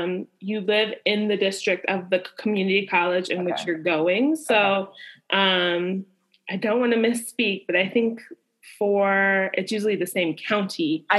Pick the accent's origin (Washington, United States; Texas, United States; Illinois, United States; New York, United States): Illinois, United States; Chicago; now in Michigan, United States; As a Chicagoan, I'm originally from Chicago.